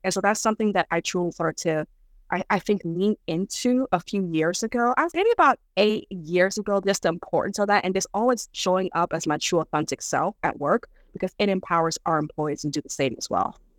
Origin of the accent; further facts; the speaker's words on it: United States; English is a second language; also born or lived in Dar es Salaam, Tanzania / New York, United States; have grown up here, educated here